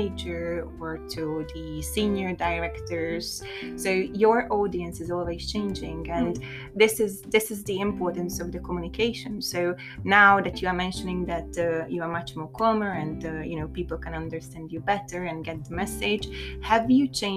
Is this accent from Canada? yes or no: no; Hungary; now in London, United Kingdom; I grew up in Hungary